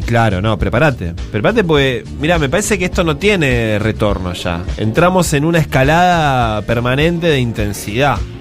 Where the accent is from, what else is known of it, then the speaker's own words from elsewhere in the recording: Buenos Aires, Argentina; los porteños